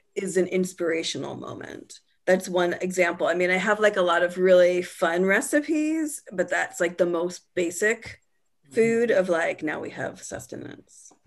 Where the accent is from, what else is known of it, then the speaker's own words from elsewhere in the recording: California, United States; my identity is as a Californian is tied up in a lot of different foods.